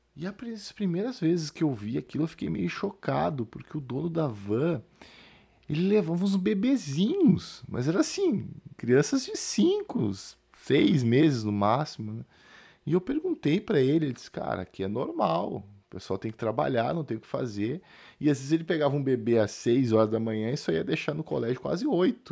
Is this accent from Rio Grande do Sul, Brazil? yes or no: yes; Rio Grande do Sul, Brazil; now in São Paulo, Brazil; estou gravando do Rio Grande do Sul, na minha terra natal